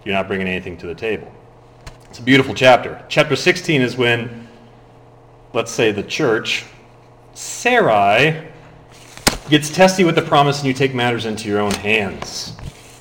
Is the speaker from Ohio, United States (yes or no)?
yes; Ohio, United States; I was born in Ohio